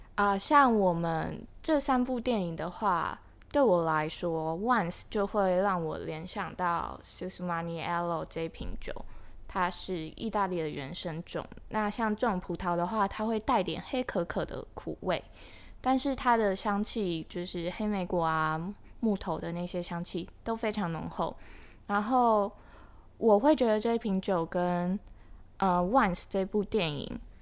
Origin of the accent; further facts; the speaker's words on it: Linkou, New Taipei, Taiwan; 小时候，就是我家在林口，那地方其实有点 呃，因为我从小就在那边住嗯。所以它十几年前其实是一个真的算乡下的地方欸